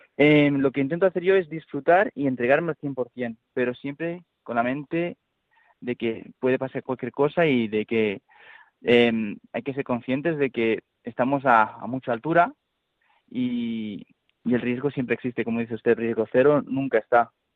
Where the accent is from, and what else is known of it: Spain